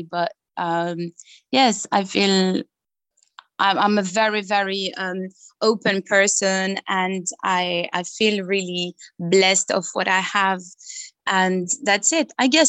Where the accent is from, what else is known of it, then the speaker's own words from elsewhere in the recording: Belgium; I'm always proud to say that I'm coming from Belgium, and I just love every culture.